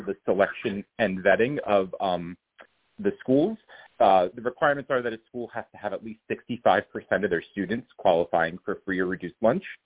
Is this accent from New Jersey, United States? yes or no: no; New York, United States; also born or lived in Boston; I'm not from Boston. I'm from New York, but I went to college in Boston